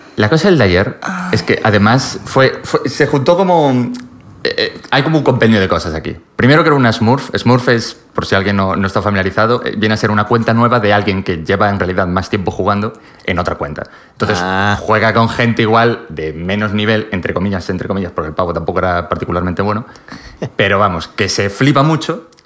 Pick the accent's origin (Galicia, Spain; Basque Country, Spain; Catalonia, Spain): Galicia, Spain; Pontevedra; moved away; En Pontevedra, que es de donde soy yo